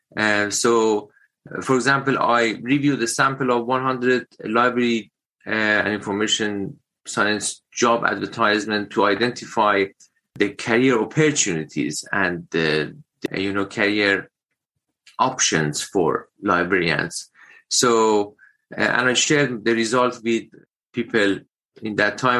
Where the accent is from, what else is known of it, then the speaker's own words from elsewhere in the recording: Iran; moved away as an adult; also born or lived in United Kingdom; now in Wagga Wagga, Australia; my home country, Iran